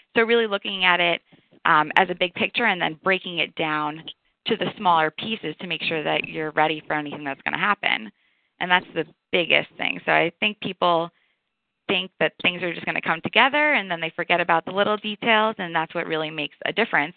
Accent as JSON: {"language": "English", "region": "New York", "country": "United States", "moved": "as an adult", "lives_now": "Atlanta, United States", "said": "I am from New York."}